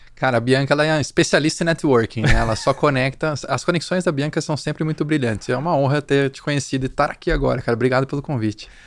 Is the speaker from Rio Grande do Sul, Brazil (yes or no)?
no; Limeira, São Paulo, Brazil; moved away as an adult; also born or lived in São José do Rio Preto / Campinas; now in São Paulo, Brazil; sou do interior de São Paulo, de Limeira